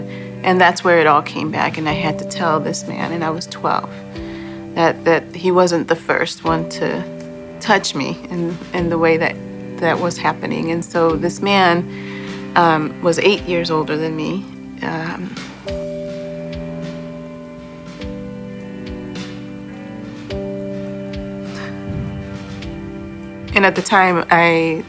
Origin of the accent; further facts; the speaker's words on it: Chicago, Illinois, United States; also born or lived in Boston, Massachusetts / Guatemala (ancestry); When I was 2, we moved to Chicago after my parents had separated